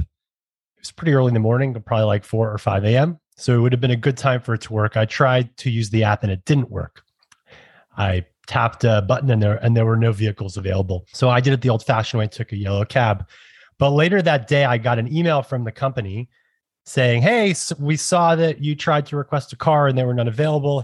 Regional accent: New York City, New York, United States; as a New Yorker my entire life and growing up in the boroughs

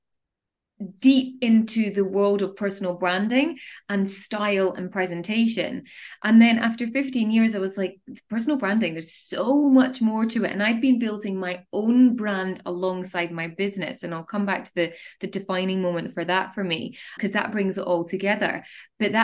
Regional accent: Edinburgh, Scotland, United Kingdom; moved away as an adult; also born or lived in Dubai; I'm originally from Scotland in Edinburgh, and I made the decision to move to the Middle East

